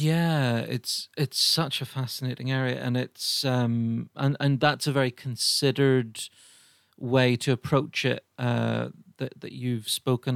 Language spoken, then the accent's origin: English; Ireland; I'm Irish